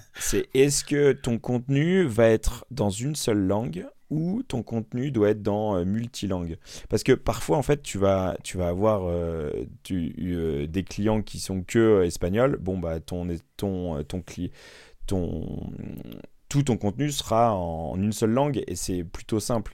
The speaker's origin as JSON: {"language": "French", "region": "Normandy", "country": "France", "said": "je suis normand"}